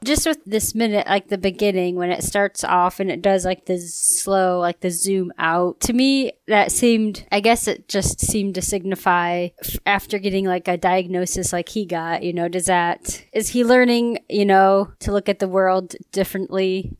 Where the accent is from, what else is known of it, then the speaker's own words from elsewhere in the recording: Ohio, United States; I'm from Ohio